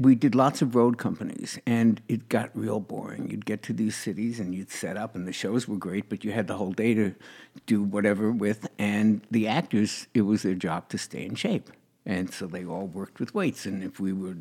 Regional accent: New York, United States; I was in New York, in my hometown

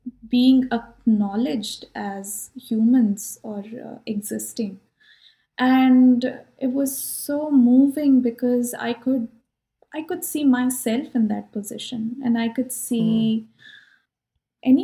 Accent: India; now in California, United States; I'm from India

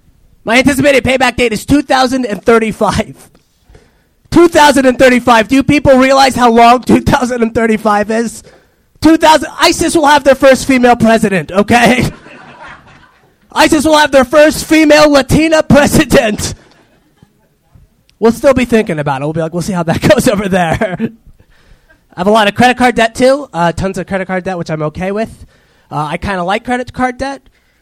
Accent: Orange County, California, United States; also born or lived in Echo Park, Los Angeles; now in Los Angeles, United States; I'm from here, like Orange County. Huh. And then I just moved here. I live in Echo Park now.

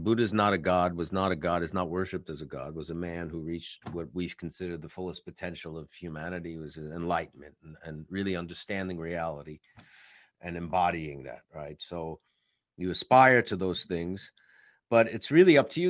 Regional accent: New York, United States; as an artist and as a New Yorker

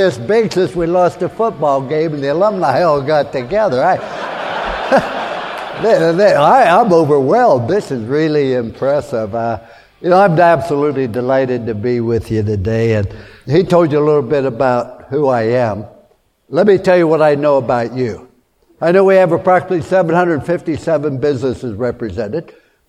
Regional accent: Fallsbury, West Virginia, United States; born there; I was born in Fallsbury, West Virginia during the Depression.

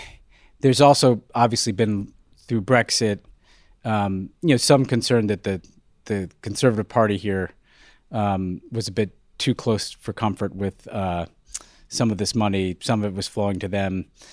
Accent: New York City, New York, United States; As a New Yorker, same thing is true of my hometown.

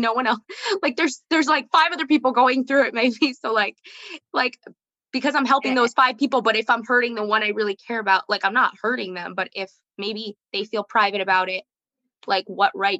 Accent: Milwaukee, Wisconsin, United States; now in Pomona, New York, United States; I grew up in Milwaukee, Wisconsin

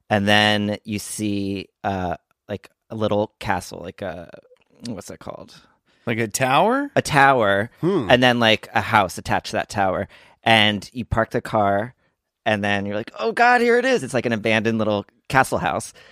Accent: Montgomery, New Jersey, United States; I grew up in Montgomery, New Jersey

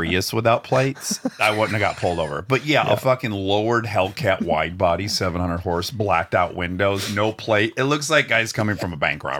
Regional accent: Detroit, Michigan, United States; now in Los Angeles, United States; I'm from Detroit

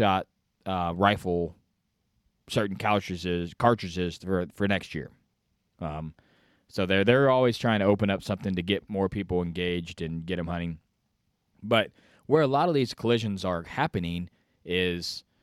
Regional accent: Illinois, United States; I'm from Illinois

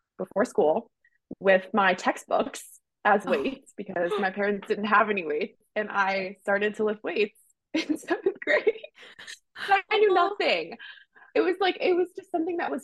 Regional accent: Maine, United States; I grew up in Maine, like skiing and riding horses a lot

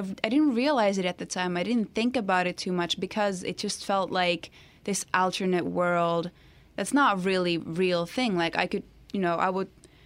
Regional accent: Finland; English is a second language

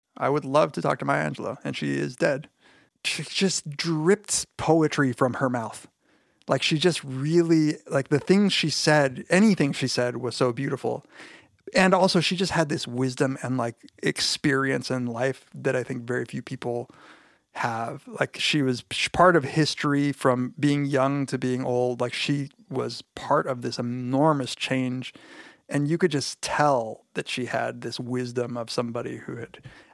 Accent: Riverside, California, United States; He's actually from where I'm from the Riverside area in Southern California.

